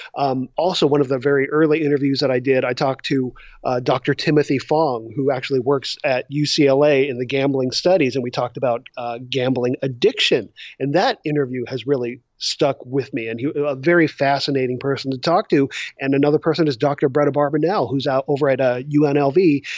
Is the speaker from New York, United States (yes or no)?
no; south of LA, California, United States; I grew up in California, uh, just a little bit south of L